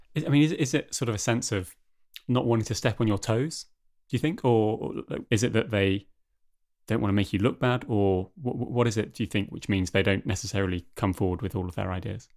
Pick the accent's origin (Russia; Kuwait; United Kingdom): United Kingdom; now in Denmark